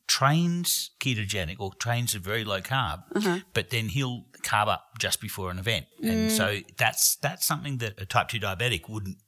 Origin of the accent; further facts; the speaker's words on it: Australia; I'm Australian